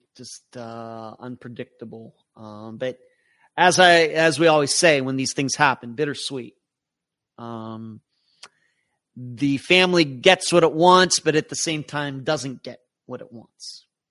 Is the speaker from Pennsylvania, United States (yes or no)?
yes; Pennsylvania, United States; moved away; close to where I grew up in Pennsylvania